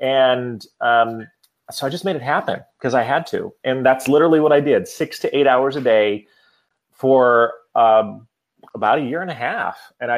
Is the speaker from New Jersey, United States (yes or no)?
no; Iowa, United States; moved away as an adult; now in Washington, D.C., United States; So I moved from Iowa to Washington, D.C. after I had been touring with an international musical organization called Up With People